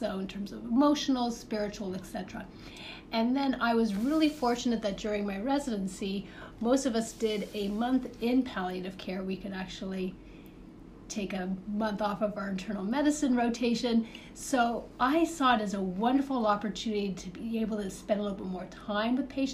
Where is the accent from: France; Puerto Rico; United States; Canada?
Canada; Toronto, Ontario; moved away; So I am from the Great North. I'm from Canada. So I grew up in the Toronto area.